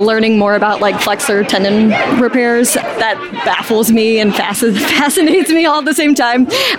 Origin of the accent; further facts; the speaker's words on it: St. Louis, Missouri, United States; I'm from St. Louis, Missouri.